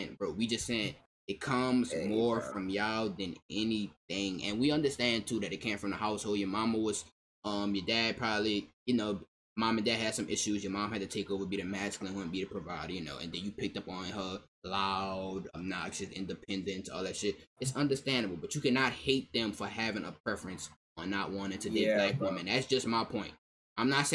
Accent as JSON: {"language": "English", "town": "New Orleans", "region": "Louisiana", "country": "United States", "said": "I'm from New Orleans"}